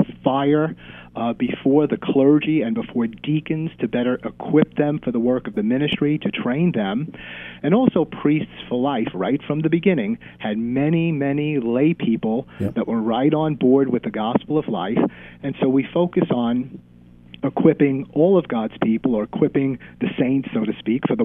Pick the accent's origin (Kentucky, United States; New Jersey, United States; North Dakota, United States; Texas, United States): New Jersey, United States; North Bergen; I grew up in North Bergen